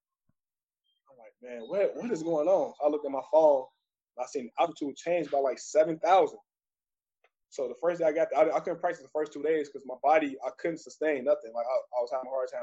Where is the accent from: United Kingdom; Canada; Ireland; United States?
United States; Big Ten area, Midwest; growing up in the Big Ten area